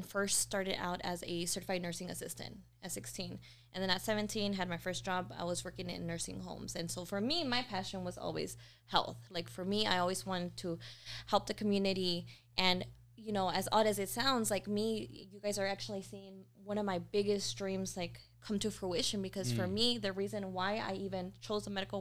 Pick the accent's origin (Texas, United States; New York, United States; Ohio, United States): Texas, United States; Houston; moved away; I was born in Houston, and like I mentioned, from the hood